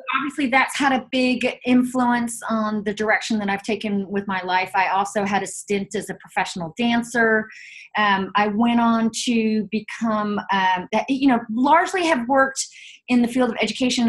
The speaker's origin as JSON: {"language": "English", "town": "Chapel Hill", "region": "North Carolina", "country": "United States", "tie": "born or raised there", "moved": "yes", "lives_now": "San Francisco, United States", "said": "I grew up in Chapel Hill, North Carolina"}